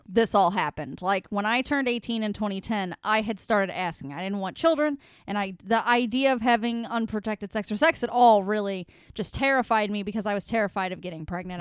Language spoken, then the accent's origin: English; United States; I'm an American